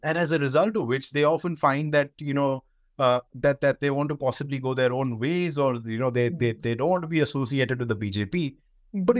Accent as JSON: {"language": "English", "country": "India", "tie": "born or raised there", "said": "I can talk about myself growing up in India"}